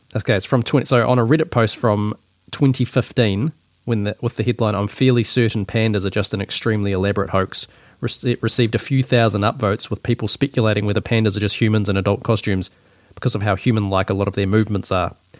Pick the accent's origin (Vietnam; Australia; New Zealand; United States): New Zealand; accent: Kiwi; this is just my Kiwi accent